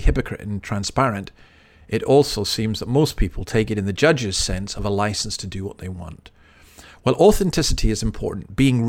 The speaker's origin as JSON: {"language": "English", "region": "Highlands of Scotland", "country": "United Kingdom", "said": "we're from the Highlands of Scotland"}